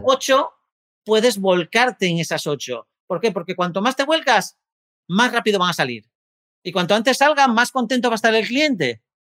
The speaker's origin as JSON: {"language": "Spanish", "town": "Gijón", "region": "Asturias", "country": "Spain", "tie": "born or raised there", "said": "yo soy de Gijón, Asturias, una tierra maravillosa"}